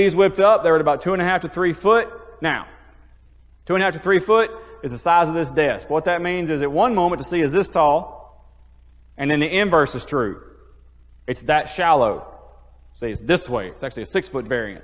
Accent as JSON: {"language": "English", "town": "Iuka", "region": "Mississippi", "country": "United States", "tie": "born or raised there", "said": "I grew up in Iuka, so I was on the water my whole life."}